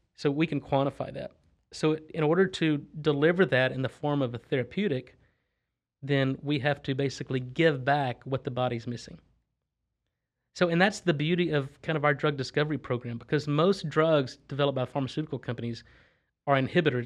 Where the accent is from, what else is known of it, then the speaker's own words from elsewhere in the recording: Texas, United States; also born or lived in Louisiana / Boston; I'm from Texas. I grew up in Texas, but I went to school in Louisiana, then trained up in Boston, then I've been back in Texas since probably two thousand five or two thousand six.